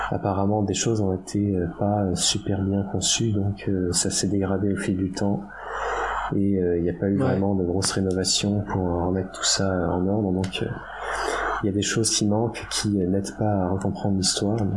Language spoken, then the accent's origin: French; France; parce que comme on est Français, on est beaucoup plus intelligent que le reste de la planète, c'est bien connu.